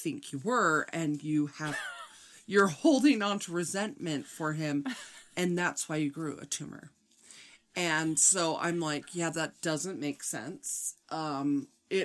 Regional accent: Midwest, United States; I'm from the Midwest pretending to be from New York.

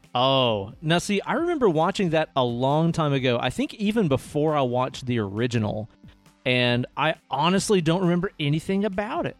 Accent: Knoxville, Tennessee, United States; We grew up in the Knoxville music scene, playing music together with our old bands

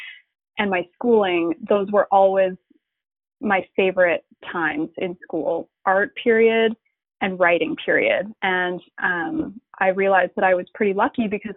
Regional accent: Calgary, Alberta, Canada; the art school that was located in Calgary, which is my hometown

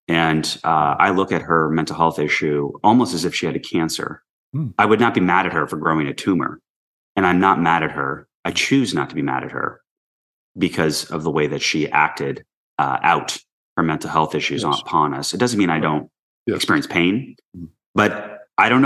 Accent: New York City, New York, United States; I grew up in New York City in the early 80s

